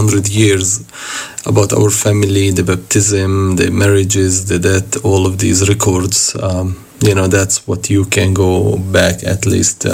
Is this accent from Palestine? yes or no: yes; Bethlehem, West Bank, Palestine; I was born and raised up in Bethlehem.